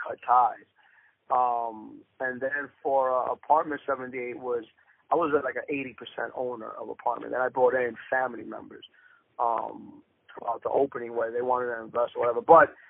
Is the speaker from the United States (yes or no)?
no; Dominican Republic; I'm the fucking Dominican American from Latino parents